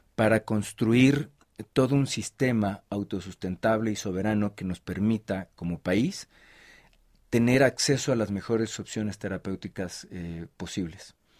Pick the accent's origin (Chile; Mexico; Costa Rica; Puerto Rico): Mexico; como mexicanos